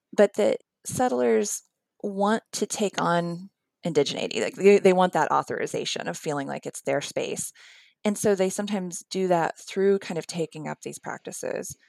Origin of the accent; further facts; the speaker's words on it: West Virginia, United States; moved away as an adult; also born or lived in Philadelphia / New York City; now in Alabama, United States; I am from the Appalachian foothills of central West Virginia, although I have lived at various points in Philadelphia and New York City. And of course, now I live here in Alabama.